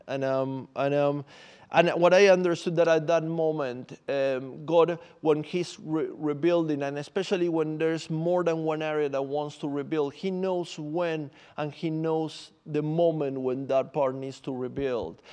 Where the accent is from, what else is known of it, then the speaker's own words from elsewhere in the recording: Buenos Aires, Argentina; English is a second language; moved away as an adult; also born or lived in Santiago, Chile; now in London, United Kingdom; So I'm from Argentina. I'm from Buenos Aires, and then I moved to Santiago, Chile, um, many years ago already